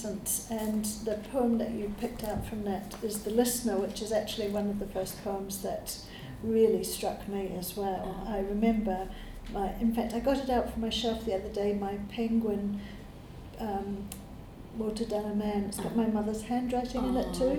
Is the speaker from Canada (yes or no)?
no; New Zealand; as a New Zealander